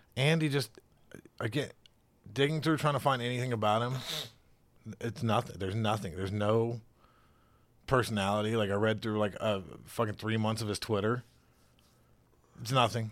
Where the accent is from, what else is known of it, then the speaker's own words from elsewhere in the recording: the South, United States; now in Cincinnati, United States; I'm from the South